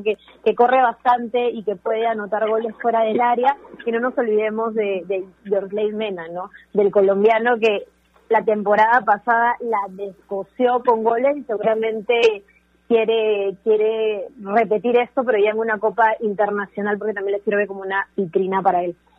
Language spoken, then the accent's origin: Spanish; northern Peru, Peru; también soy norteña